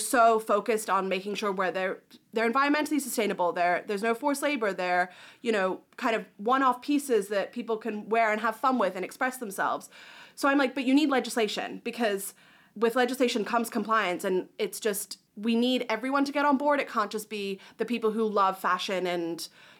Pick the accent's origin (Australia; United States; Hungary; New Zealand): New Zealand; But I'm hoping that other countries, my home country of New Zealand, I'm like, what are you guys doing?